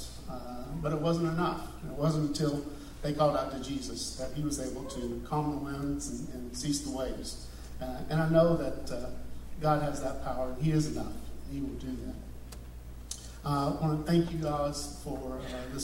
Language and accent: English; Beaumont area, Texas, United States; moved away as an adult; also born or lived in Houston, Texas; now in Georgia, United States; I grew up in Texas, and I was going to church in a small town, in the Beaumont area